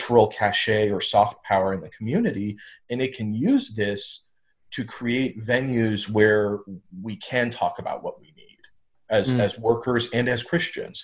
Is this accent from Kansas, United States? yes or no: yes; Kansas, United States; I was being born and raised in Kansas